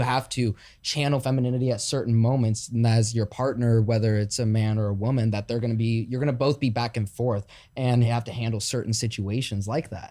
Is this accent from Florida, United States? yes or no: no; Chicago, Illinois, United States; now in Los Angeles, United States; I'm from Chicago